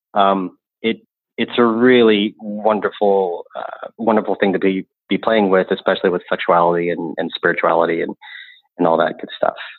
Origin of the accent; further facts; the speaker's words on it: the Bible Belt, United States; I grew up in the Bible Belt